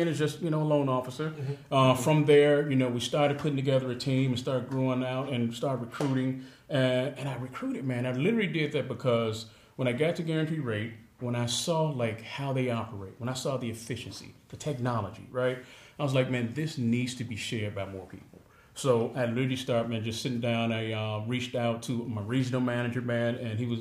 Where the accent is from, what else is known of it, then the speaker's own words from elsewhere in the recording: Chicago, Illinois, United States; now in Naperville, United States; I was born and raised in Chicago, Illinois